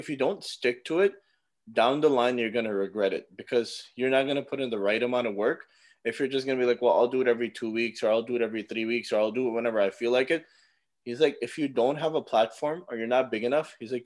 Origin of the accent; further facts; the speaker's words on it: North Carolina, United States; I'm from North Carolina. I was born and raised here. I live near Charlotte in a town called Gastonia.